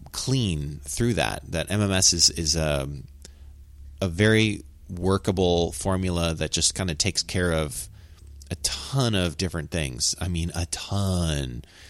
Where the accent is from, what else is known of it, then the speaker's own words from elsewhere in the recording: United States; accent: cowboy; I'm American and that's kind of how I talk English